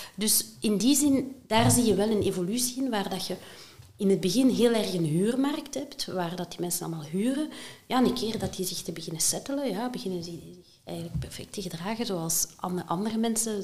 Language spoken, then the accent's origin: Dutch; Halle, Flanders, Belgium; Ik ben eh, afkomstig uit Halle